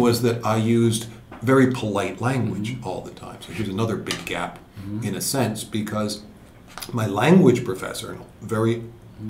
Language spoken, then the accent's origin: English; Connecticut, United States; moved away as an adult; also born or lived in New York City, United States; now in Tokyo, Japan; I'm from the East Coast, from Connecticut